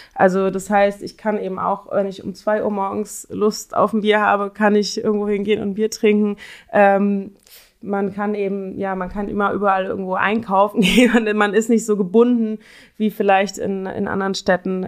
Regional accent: Cologne, North Rhine-Westphalia, Germany; moved away as an adult; now in Berlin, Germany; ich komme ursprünglich aus Köln

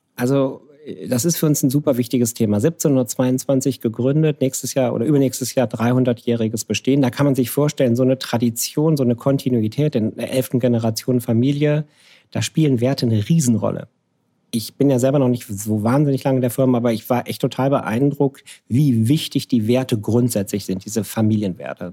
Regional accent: near Krefeld, North Rhine-Westphalia, Germany; moved away; Ich bin von Niederrhein. Ich komme aus der Gegend von. Wenn ich hier gefragt werde, komme ich offiziell immer aus Düsseldorf. Wenn Leute sich dann auskennen, komme ich aus Krefeld. Wenn sie sich noch besser auskennen, komme ich aus der Gegend bei Krefeld

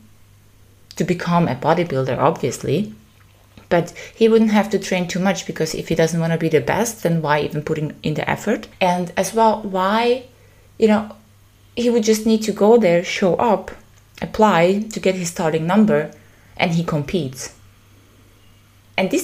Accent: Austria; This is also my origin.

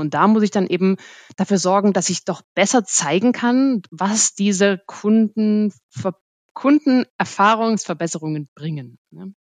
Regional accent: Germany; als Deutsche

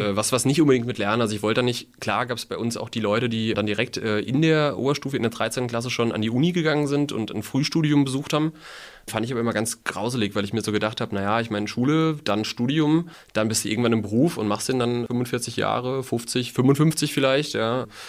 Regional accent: Mainz, Rhineland-Palatinate, Germany; also born or lived in Udenheim; Ich bin in Mainz aufgewachsen. Ich bin sogar, Fun Fact, am Rosenmontag geboren, 1992.

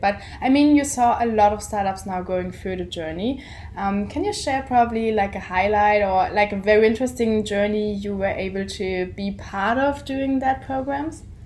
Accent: Germany; we're coming from Germany

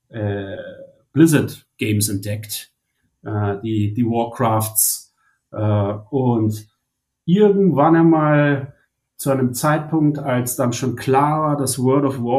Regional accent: Munich, Bavaria, Germany; ich ich komme ursprünglich aus München äh, und habe äh, im Prinzip super früh angefangen

